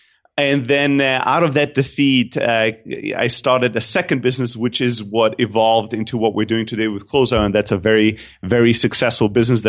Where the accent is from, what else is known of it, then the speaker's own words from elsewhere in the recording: Germany; also born or lived in Greece; So I grew up in Germany, although I'm originally from Greece. So I used to say I have the best of what Europe has to offer in terms of cultures, but the two opposite ends. I grew up in a factory worker family.